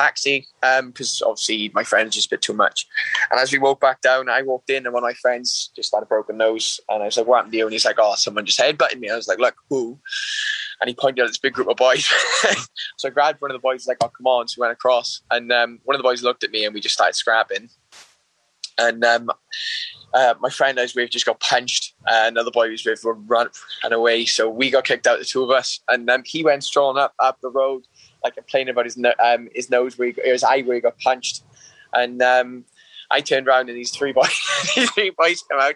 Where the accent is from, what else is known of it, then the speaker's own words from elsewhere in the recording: Wales, United Kingdom; I grew up from a local town in Wales. It's a small town.